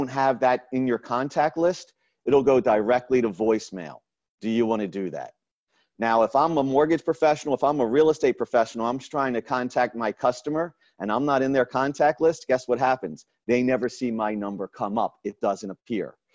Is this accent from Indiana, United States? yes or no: no; Raleigh, North Carolina, United States; I'm from Raleigh, North Carolina